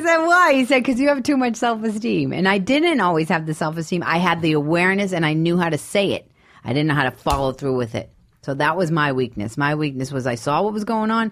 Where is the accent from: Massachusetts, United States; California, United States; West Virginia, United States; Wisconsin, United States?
Massachusetts, United States; Boston; moved away as an adult; I'm from Boston.